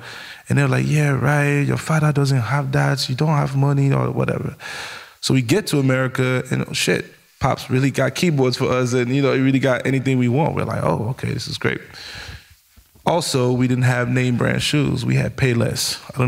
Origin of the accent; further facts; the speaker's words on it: Chicago, Illinois, United States; It's funny because we know all his cousins because we're all from Chicago and we grew up with all his cousins.